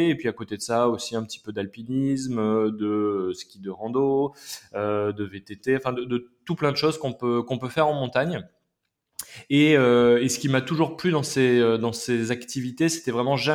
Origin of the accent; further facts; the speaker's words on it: Massif Central, France; moved away as an adult; Et puis j'ai quitté le Massif Central bah, pour aller faire mes études à Paris.